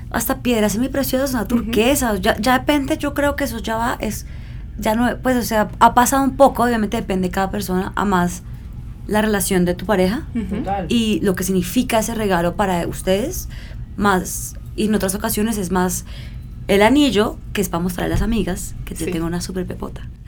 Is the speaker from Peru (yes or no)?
no; Colombia; moved away as an adult; also born or lived in Milan, Italy; yo crecí en Colombia, eh, lejos de mi padre, lejos de Pakistán